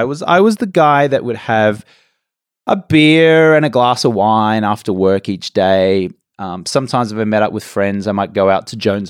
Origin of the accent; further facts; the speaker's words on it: Brisbane, Queensland, Australia; moved away as an adult; also born or lived in England; now in Los Angeles, United States; Grew up in Brisbane, Australia. Went and lived in England for about 4 years.